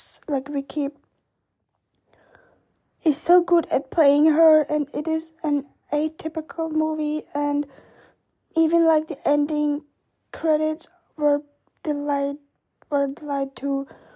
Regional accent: Vienna, Austria; my hometown of Vienna

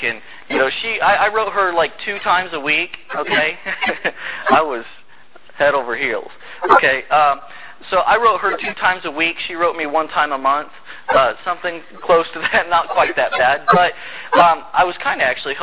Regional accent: Indiana, United States; moved away as an adult; also born or lived in North Carolina; I'm from Indiana

